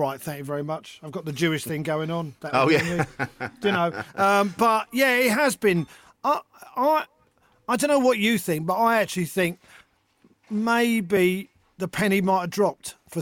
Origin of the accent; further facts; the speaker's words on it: London, United Kingdom; I was born in London. I grew up in London.